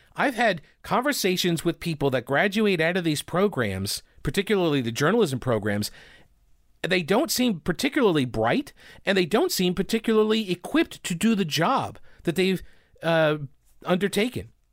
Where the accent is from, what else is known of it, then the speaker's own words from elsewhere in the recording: Chapel Hill, North Carolina, United States; I'm from Chapel Hill.